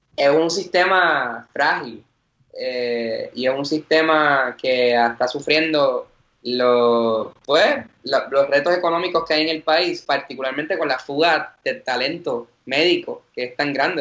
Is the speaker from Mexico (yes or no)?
no; Vega Baja, Puerto Rico; soy de Vega Baja, orgullosamente